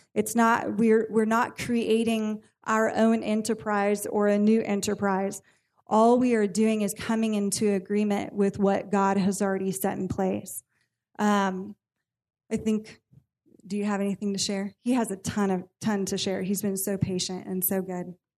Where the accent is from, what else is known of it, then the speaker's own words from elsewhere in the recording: California, United States; I am born and raised in California